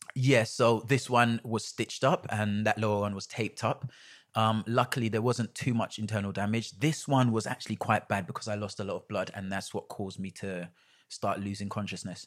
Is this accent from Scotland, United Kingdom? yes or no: no; London, United Kingdom; I was about ten minutes up the road in Stoke